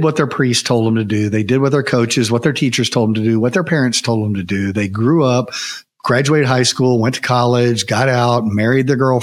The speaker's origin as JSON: {"language": "English", "country": "United States", "tie": "born or raised there", "said": "growing up in America, you're probably raised in some sort of Christian environment"}